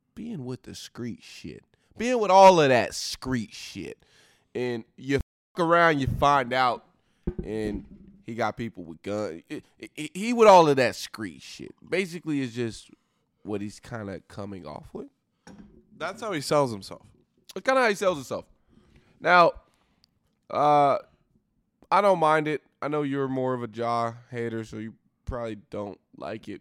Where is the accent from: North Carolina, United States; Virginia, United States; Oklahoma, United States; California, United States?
Oklahoma, United States